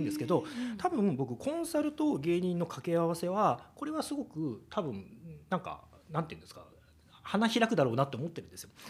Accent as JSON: {"language": "Japanese", "region": "Kyoto", "country": "Japan", "tie": "born or raised there", "moved": "as an adult", "lives_now": "Tokyo, Japan", "said": "京都府のまあ出身なんですね、うん、で、まあえっと、京都で、えっと、学校を出まして、えっとまあ、就職で東京に来たんです"}